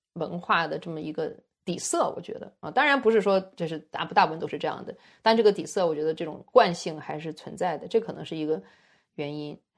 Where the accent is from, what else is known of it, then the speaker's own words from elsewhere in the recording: China; moved away as an adult; now in United States; 当年我们成长的环境，呃，就是七十年代的中国